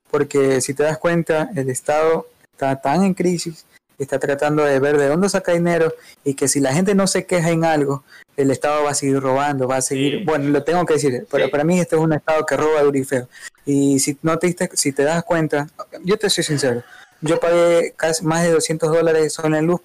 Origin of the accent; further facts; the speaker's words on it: Ecuador; Así que somos ecuatorianos